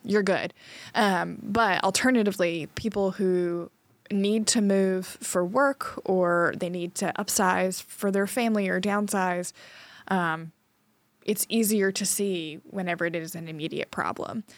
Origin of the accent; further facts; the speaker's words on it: Trinity, North Carolina, United States; moved away; my hometown in Winston Sa-, in Trinity, North Carolina